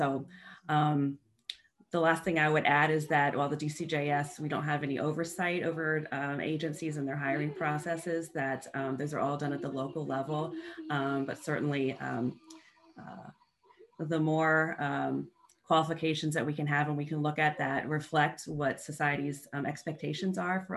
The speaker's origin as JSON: {"language": "English", "region": "Northern Virginia", "country": "United States", "tie": "born or raised there", "said": "I grew up in Northern Virginia"}